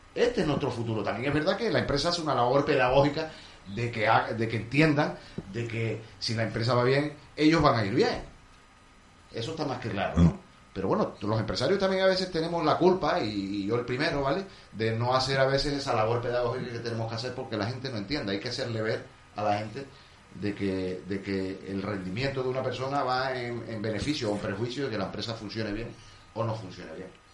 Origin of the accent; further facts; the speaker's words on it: Canary Islands, Spain; fuera de Canarias, los canarios somos todos canarios